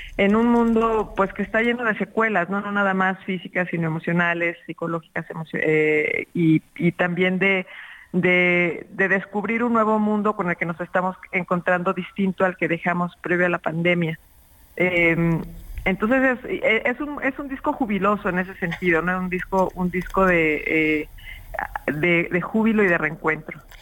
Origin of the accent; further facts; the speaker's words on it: Mexico; en mi país, en México